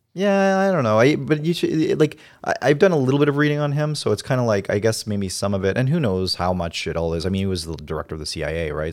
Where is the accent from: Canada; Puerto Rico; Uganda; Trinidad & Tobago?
Canada; I like being Canadian